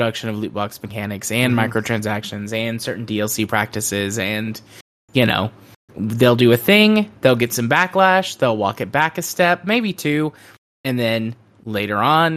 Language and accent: English; United States; As an American